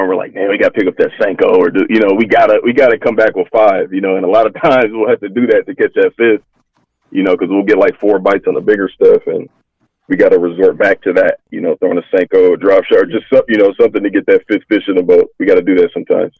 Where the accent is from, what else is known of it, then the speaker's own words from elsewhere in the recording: Hayward, California, United States; also born or lived in Fremont, California; I grew up in Hayward originally. Uh, junior high, we moved to Fremont